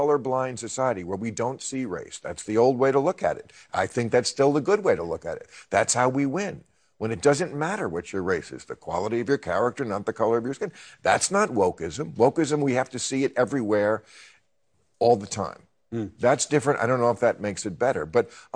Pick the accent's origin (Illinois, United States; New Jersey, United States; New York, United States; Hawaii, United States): New Jersey, United States; when I was a kid, I grew up in New Jersey, which is not a southern state